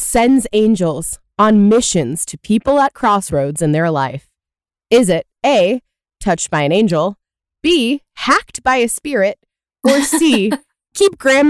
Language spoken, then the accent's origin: English; the Bible Belt, United States; I growing up in the Bible Belt with parents who were not super religious